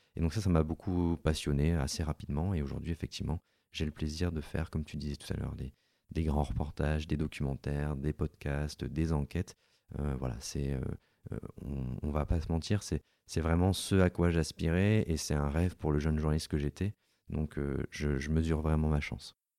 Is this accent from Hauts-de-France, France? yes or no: no; Gap, Provence-Alpes-Côte d'Azur, France; also born or lived in Lille / Paris; je suis originaire de Gap dans les Hautes-Alpes